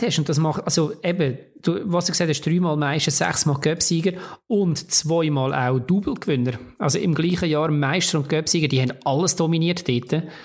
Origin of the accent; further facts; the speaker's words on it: Switzerland; bei uns in der Schweiz